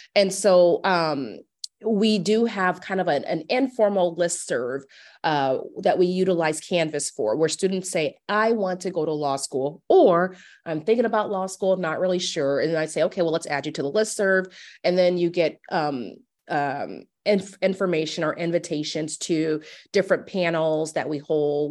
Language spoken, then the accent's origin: English; Omaha, Nebraska, United States; I am from Omaha. I actually, I went to Omaha North for high school